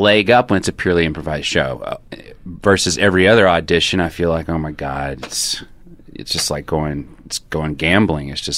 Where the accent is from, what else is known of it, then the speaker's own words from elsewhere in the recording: United States; I'm an American